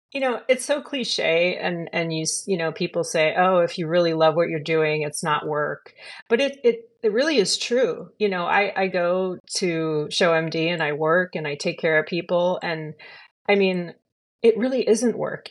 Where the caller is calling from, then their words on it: California, United States; I'm calling in from California, uh, in the United States.